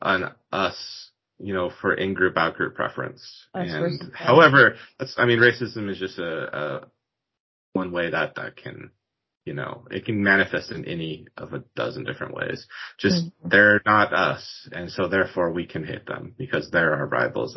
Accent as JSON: {"language": "English", "town": "Puyallup", "region": "Washington", "country": "United States", "tie": "born or raised there", "said": "I grew up in Puyallup"}